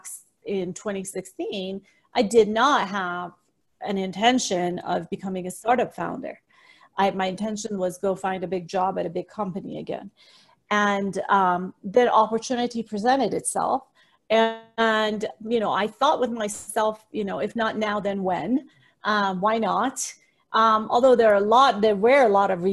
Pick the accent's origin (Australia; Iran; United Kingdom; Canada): Iran; moved away as an adult; also born or lived in Pacific Northwest / Singapore / Chicago; now in United States; I was born and raised in the Middle East in the country of Iran. And I moved to the United States when I was 18 years old